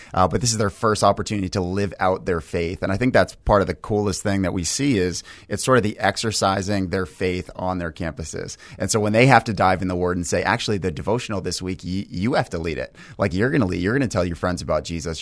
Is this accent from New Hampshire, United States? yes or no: yes; New Hampshire, United States; we actually both grew up in New Hampshire